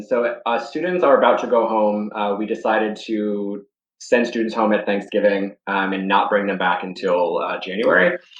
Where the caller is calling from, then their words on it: Charlotte, North Carolina, United States; I'm calling in from Charlotte, North Carolina.